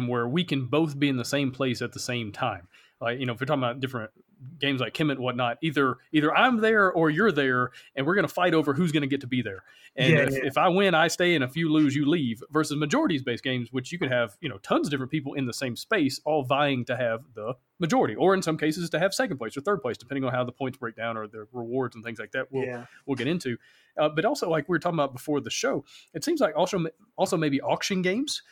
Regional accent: Alabama, United States

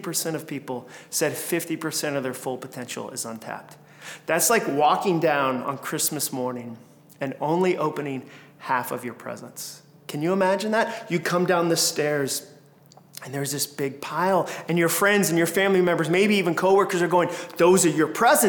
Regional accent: Massachusetts, United States; moved away as an adult; also born or lived in Alabama; I grew up in Massachusetts

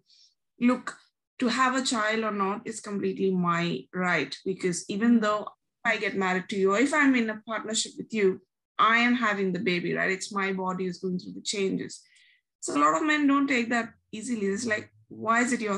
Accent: New Delhi, Delhi, India; moved away as an adult; now in Melbourne, Australia; am originally from New Delhi, India, but I've been in Melbourne ever since the March of 2013

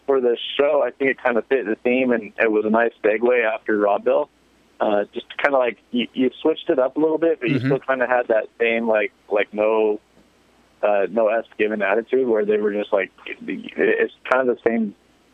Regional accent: Indiana, United States; I'm from Indiana, so I kind of pay attention to GNCC because I was always around it growing up

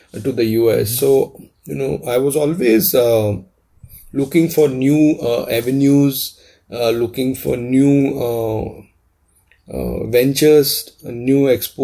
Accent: Mumbai, Maharashtra, India; moved away; also born or lived in Boston / Los Angeles / Charlotte; being born and brought up in Mumbai

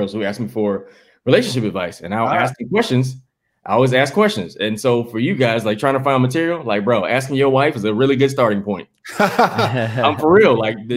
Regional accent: the South, United States; now in Los Angeles, United States; I'm from the South

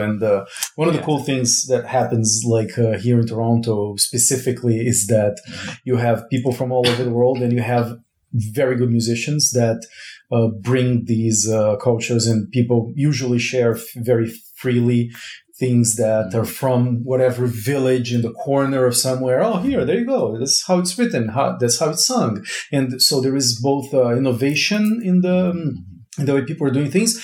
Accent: Brazil; moved away; I was born in Brazil

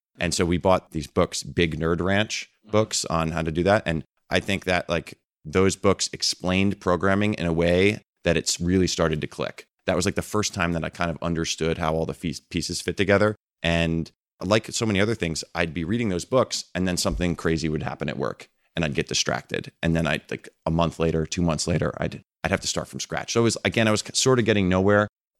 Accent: East Coast, United States; You know, I grew up on the East Coast. I didn't leave the Eastern time zone until I was like 22 years old or something like that.

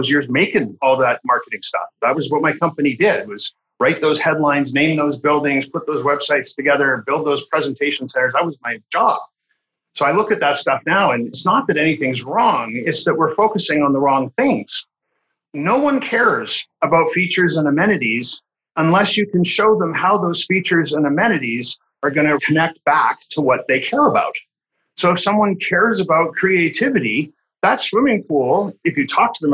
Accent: Canada; I'm Canadian

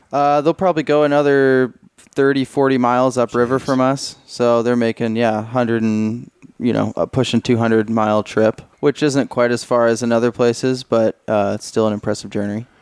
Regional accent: Portland, Oregon, United States; I'm from Oregon, Portland, Oregon. Uh, grew up fishing for salmon and steelhead

